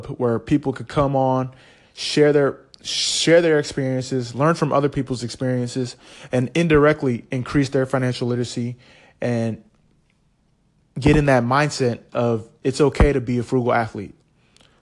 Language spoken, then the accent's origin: English; California, United States; moved away as an adult; also born or lived in Los Angeles / Philadelphia / Kansas City / Portland; I'm a first-generation Nigerian-American. I was born in California